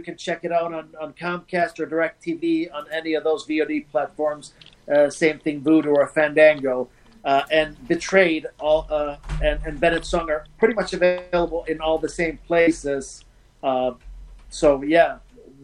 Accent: Malmö, Skåne, Sweden; moved away as an adult; now in United States; my hometown, which is Malmo, which is right across from Copenhagen

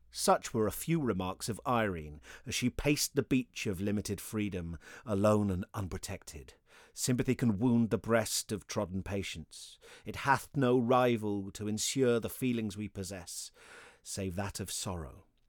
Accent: United Kingdom; being British

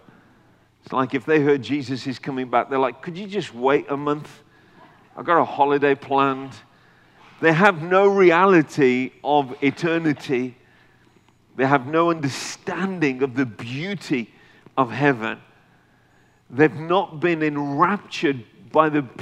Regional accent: United Kingdom; I'm a full-blooded North Indian, Punjabi Indian, but I've been born and raised in the UK

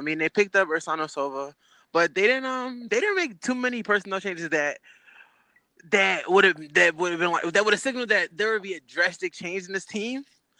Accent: Philadelphia, Pennsylvania, United States; I was born in Philly

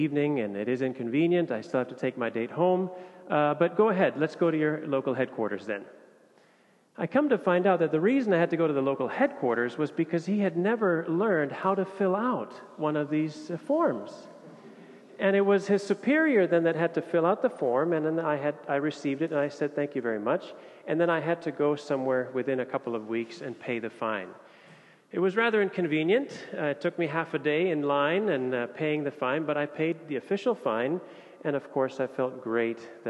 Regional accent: Indonesia; moved away as an adult; now in Copenhagen, Denmark; I was born and raised in Indonesia

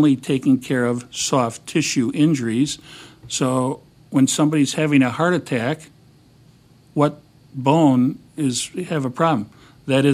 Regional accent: Wisconsin, United States; now in Chicago, United States; I'm originally from Wisconsin

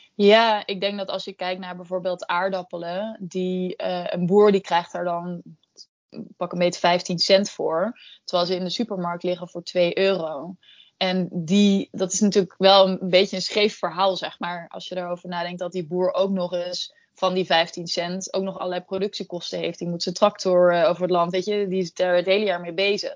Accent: Netherlands

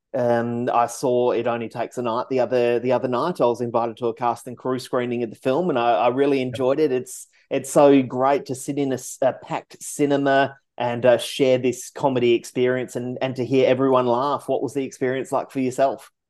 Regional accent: Perth, Western Australia, Australia; I'm from Perth. Uh, you know, I've worked in Fremantle for 20 years.

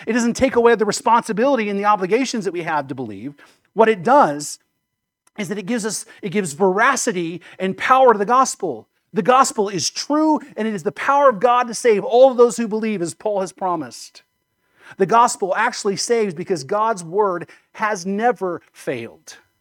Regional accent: United States; I'm an American and I love being an American

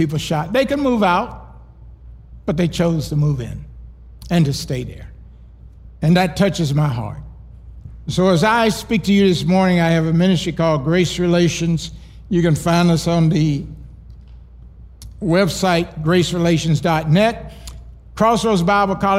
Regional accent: Kissimmee, Florida, United States; also born or lived in New York; I was born in Kissimmee, Florida.

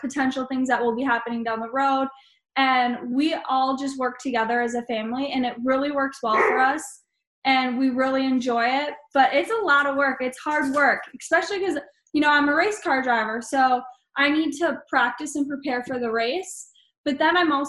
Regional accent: Wisconsin, United States; born or raised there

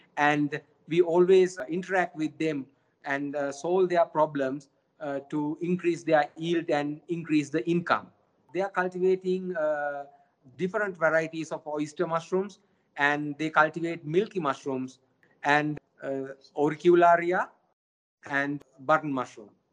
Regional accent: Sri Lanka; now in China; my home country sri lanka

